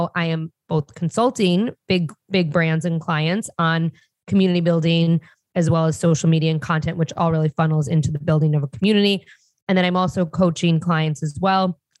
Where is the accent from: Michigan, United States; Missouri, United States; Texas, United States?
Michigan, United States; Detroit; moved away as an adult; also born or lived in Chicago; I grew up in Detroit, and I'm very proud to say that, not the city, but in the suburbs of Detroit